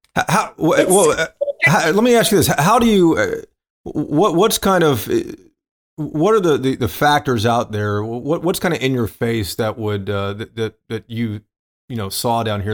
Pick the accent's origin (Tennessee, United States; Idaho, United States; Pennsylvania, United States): Tennessee, United States; moved away as an adult; now in Texas, United States; I'm not from Texas. I've been here for 20 something years. I'm from Tennessee